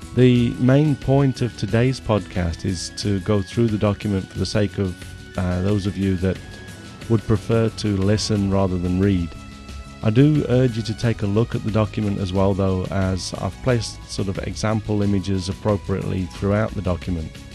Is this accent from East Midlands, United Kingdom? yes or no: yes; Nottingham, East Midlands, United Kingdom; I was born in Nottingham in nineteen sixty-seven